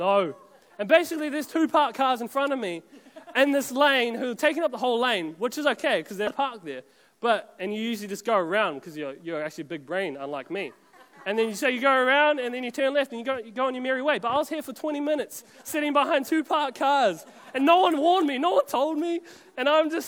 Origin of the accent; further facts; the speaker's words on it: Auckland, New Zealand; we're all from Auckland anyway